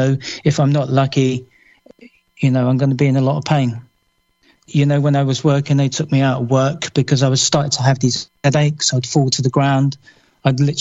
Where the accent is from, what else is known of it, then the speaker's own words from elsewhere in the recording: London, United Kingdom; moved away as an adult; now in Somerset, United Kingdom; I was born and bred in London